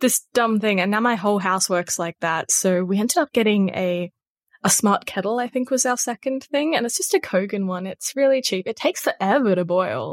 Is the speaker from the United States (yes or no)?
no; Australia; if you have an accent, which, you know, we all do 'cause we're all Australian